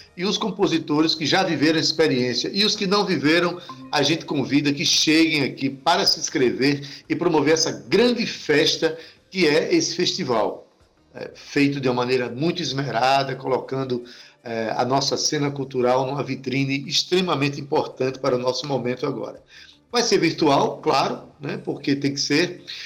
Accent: Brazil; somos brasileiros maravilhosos

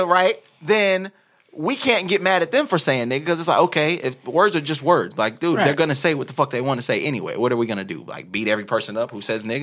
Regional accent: United States; I'm American.

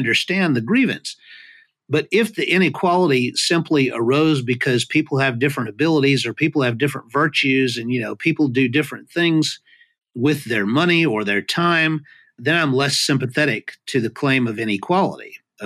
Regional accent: United States; as an American

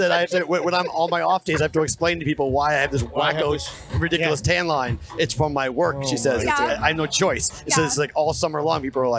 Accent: Boston, Massachusetts, United States; moved away; I'm from Boston.

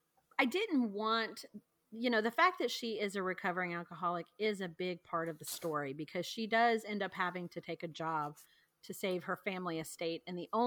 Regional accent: the South, United States; like I said, I'm from the South. So small towns kind of remind me of, you know, the perception of a Southern belle.

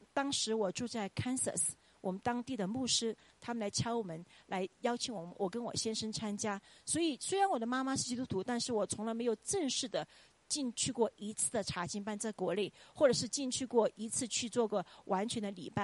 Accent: Chongqing, China; moved away as an adult; now in United States; 我们都是冲亲人

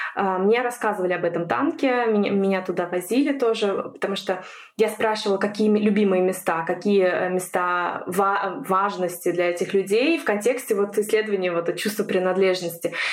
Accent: Estonia; moved away as an adult; now in Germany; Сама родом я из Эстонии.

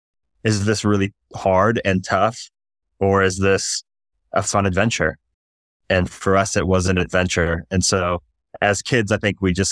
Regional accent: Durban, KwaZulu-Natal, South Africa; also born or lived in Michigan, United States; I was born in Michigan, and then my family moved to South Africa, a town called Durban on the east coast of South Africa when I was 5 years old.

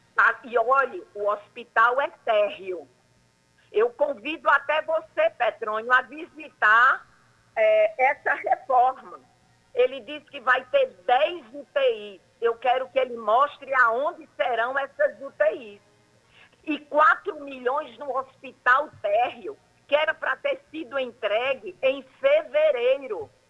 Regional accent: Cabedelo, Paraíba, Brazil; Eu sou de Cabedelo

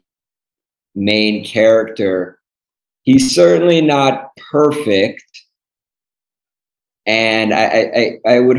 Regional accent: Cleveland, Ohio, United States; moved away as an adult; I grew up in the suburbs. So outside of Cleveland, Ohio

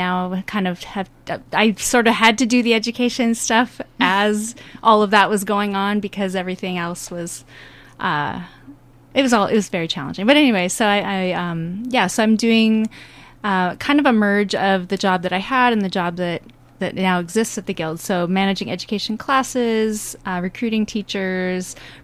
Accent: Farmington, Minnesota, United States; moved away as an adult; also born or lived in California; I grew up in Farmington, and I left and when I was 18

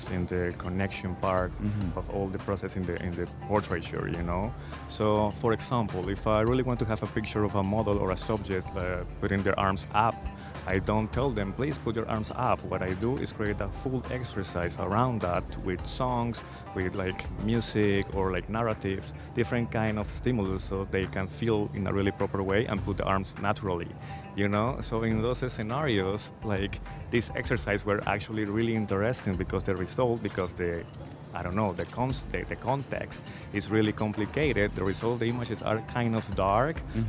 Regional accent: Cali, Valle del Cauca, Colombia; moved away; my city, Cali, was really well known for being the resistance point

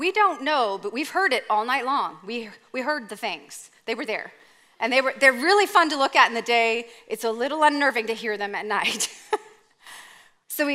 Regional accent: Canada; Okay, I'm from Canada.

